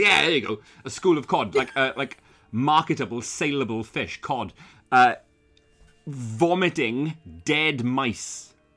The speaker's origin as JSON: {"language": "English", "region": "Wales", "country": "United Kingdom", "said": "I'm from fucking Wales"}